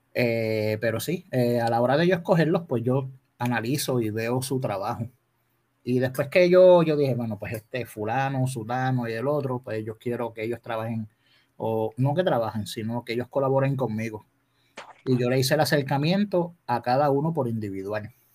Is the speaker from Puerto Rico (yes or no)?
yes; Adjuntas, Puerto Rico; moved away as an adult; also born or lived in Ponce, Puerto Rico; now in Dorado, Puerto Rico; Yo soy nacido en Ponce y criado en Adjuntas, Puerto Rico